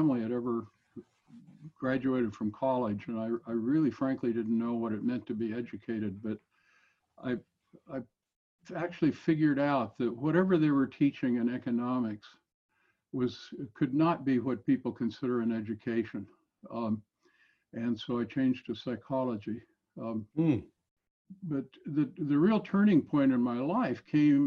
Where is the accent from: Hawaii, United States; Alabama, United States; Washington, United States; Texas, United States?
Washington, United States; Longview; I grew up in Longview, Washington.